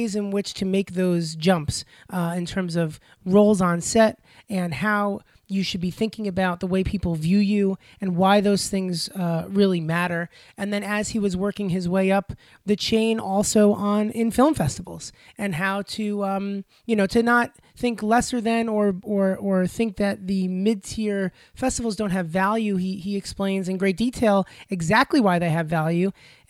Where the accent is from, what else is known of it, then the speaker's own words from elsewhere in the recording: Long Island, New York, United States; growing up on Long Island